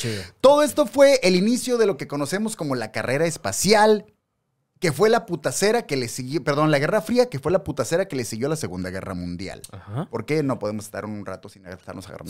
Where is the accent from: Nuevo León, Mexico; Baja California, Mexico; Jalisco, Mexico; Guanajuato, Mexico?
Baja California, Mexico; Mexicali; nosotros somos de Mexicali, Baja California